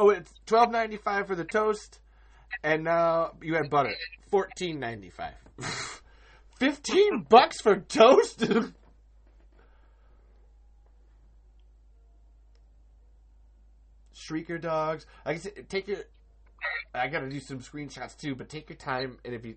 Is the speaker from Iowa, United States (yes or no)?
yes; Iowa, United States; I'm from Iowa